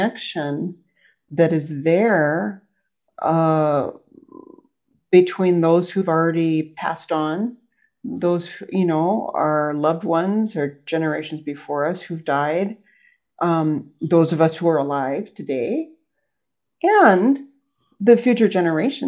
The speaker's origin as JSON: {"language": "English", "country": "United States", "said": "I'm an American, I live in the US."}